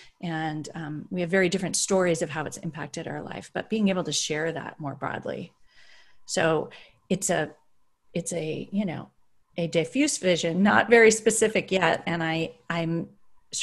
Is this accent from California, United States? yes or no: yes; Berkeley, California, United States; I grew up in Berkeley